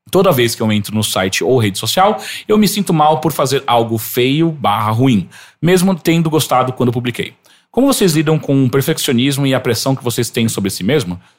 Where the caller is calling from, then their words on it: Foz do Iguaçu, Paraná, Brazil; Tenho 25 anos, sou de Foz do Iguaçu, Paraná e faço faculdade de publicidade e propaganda.